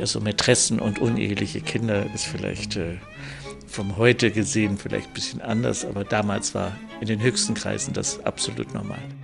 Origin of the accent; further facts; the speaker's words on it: Landshut, Bavaria, Germany; accent: German with a Bavarian accent; also born or lived in Munich; ich bin zwar in München erzogen worden und in Landshut, ich bin geboren aus Landshut in Niederbayern